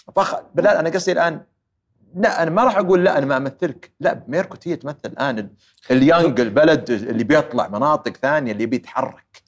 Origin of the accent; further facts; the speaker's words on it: Saudi Arabia; also born or lived in Houston, United States; إحنا ترى سعوديين